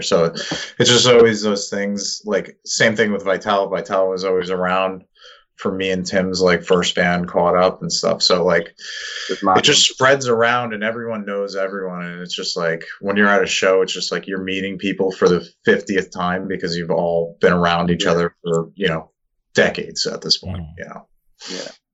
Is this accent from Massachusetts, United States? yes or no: no; Long Island, New York, United States; now in Queens, United States; we're from Long Island, but I live in like Queens